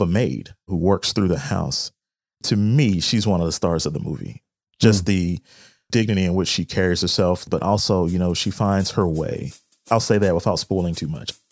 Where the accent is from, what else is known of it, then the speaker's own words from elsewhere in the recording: the South, South Carolina, United States; I'm from the South